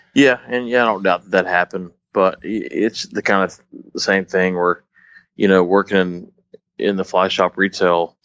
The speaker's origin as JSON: {"language": "English", "town": "Dallas", "region": "Texas", "country": "United States", "moved": "yes", "said": "I'm from Dallas originally, so definitely that's kind of in my area, considering where I'm originally from"}